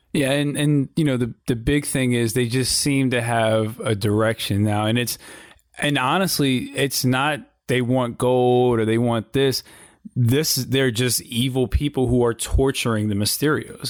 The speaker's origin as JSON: {"language": "English", "town": "Richmond", "region": "Virginia", "country": "United States", "tie": "born or raised there", "said": "my hometown of Richmond, Virginia"}